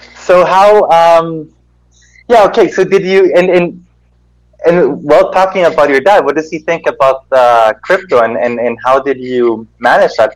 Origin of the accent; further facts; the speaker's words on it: Germany; now in Guatemala; I was born here in Guatemala and I grew up in Germany.